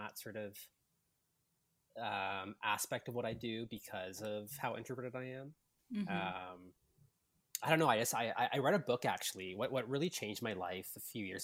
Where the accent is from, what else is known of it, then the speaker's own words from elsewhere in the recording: Vancouver, British Columbia, Canada; moved away as an adult; now in Toronto, Canada; I was born and raised in Vancouver, actually. So I'm a West Coast guy